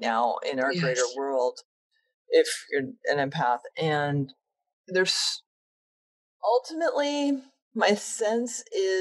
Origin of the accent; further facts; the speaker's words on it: New England, United States; I grew up in New England